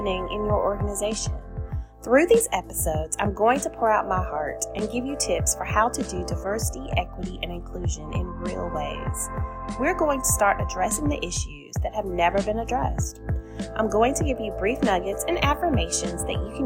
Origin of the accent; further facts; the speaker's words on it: Alabama, United States; growing up in Alabama